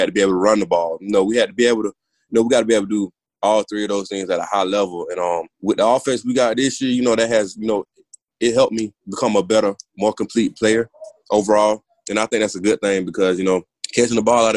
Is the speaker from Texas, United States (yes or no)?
no; Georgia, United States; moved away; I'm from Georgia